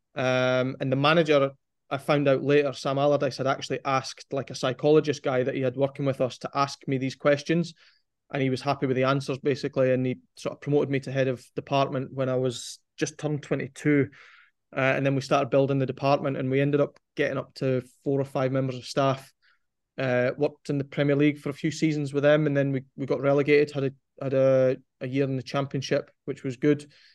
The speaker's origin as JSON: {"language": "English", "town": "Forfar", "region": "Scotland", "country": "United Kingdom", "tie": "born or raised there", "moved": "as an adult", "lives_now": "England", "said": "growing up in Forfar"}